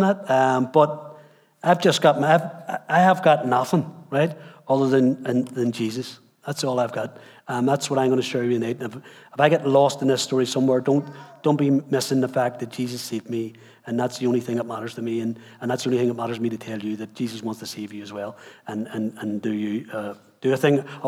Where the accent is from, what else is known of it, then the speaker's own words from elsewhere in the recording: Belfast, Northern Ireland, United Kingdom; also born or lived in Dundonald; I grew up in Belfast. I was born in East Belfast, God's country.